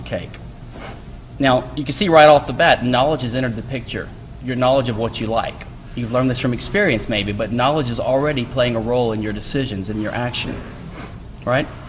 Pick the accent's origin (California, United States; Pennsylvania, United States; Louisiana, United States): Louisiana, United States; now in Houston, United States; I live in Houston, and I'm from Louisiana, but I'm glad that I moved here